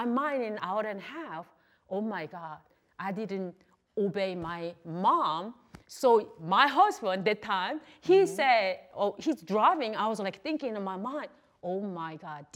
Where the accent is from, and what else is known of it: South Korea; English is a second language; moved away as an adult; also born or lived in Texas